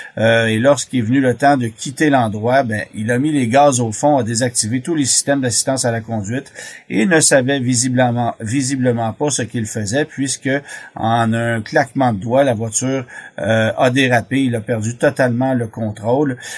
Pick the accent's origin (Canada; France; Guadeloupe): Canada; chez nous au Canada